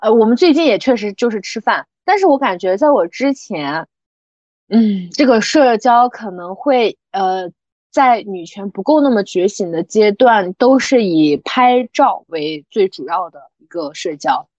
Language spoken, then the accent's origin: Chinese; Xinjiang, China; moved away as an adult; also born or lived in Guangdong; 我们新疆人